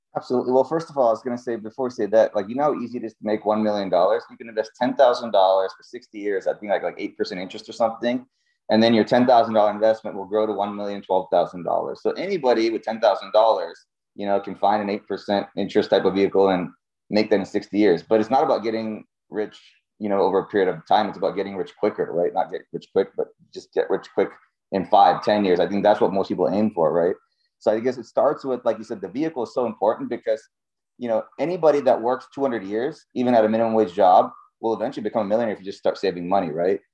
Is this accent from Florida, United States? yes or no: yes; Cape Canaveral, Florida, United States; I grew up in Cape Canaveral, Florida